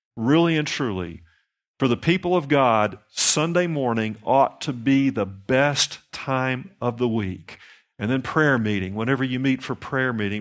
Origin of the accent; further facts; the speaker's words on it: the Bible Belt, United States; down here in the Bible Belt, and I'm from the Bible Belt